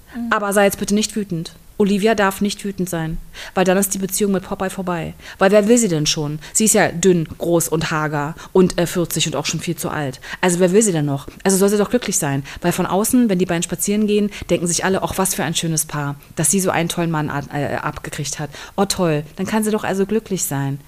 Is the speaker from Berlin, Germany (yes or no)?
yes; Berlin, Germany; moved away; Berlin ist meine alte Heimat